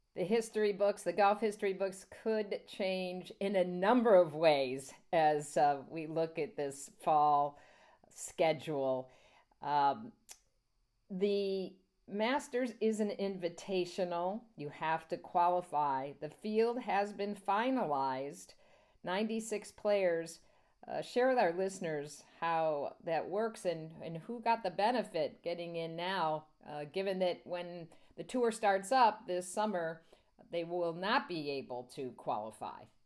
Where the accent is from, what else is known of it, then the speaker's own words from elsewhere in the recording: New York City, New York, United States; as a New Yorker